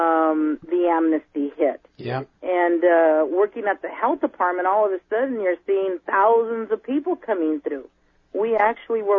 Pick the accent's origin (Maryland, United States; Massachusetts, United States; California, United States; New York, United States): California, United States; Redding; I was born in Redding, California